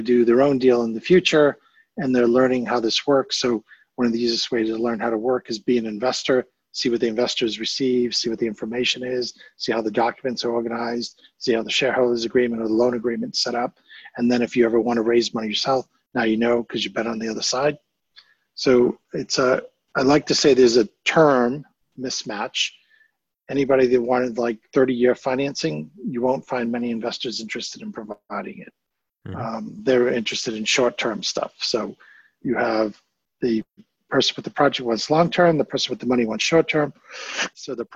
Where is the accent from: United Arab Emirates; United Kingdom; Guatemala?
United Kingdom; being British here